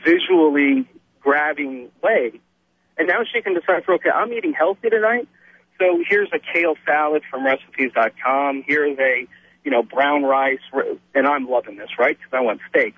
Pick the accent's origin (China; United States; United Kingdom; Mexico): United States; Texas; I'm Texan. I'm from Texas